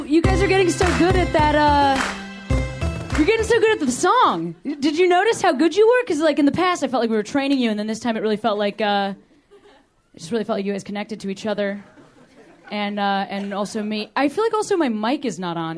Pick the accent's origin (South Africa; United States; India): United States; Western Springs, Illinois; moved away as an adult; also born or lived in Boston; now in Los Angeles, United States; I grew up in the suburbs of Chicago